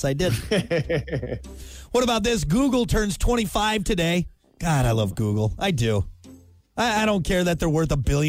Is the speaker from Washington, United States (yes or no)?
no; Wisconsin, United States; I grew up in Wisconsin.